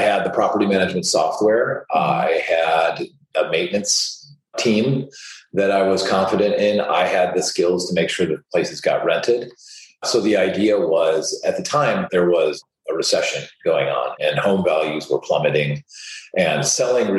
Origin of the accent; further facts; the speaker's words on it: Chicago, Illinois, United States; also born or lived in Southern California; I was born and raised in Chicago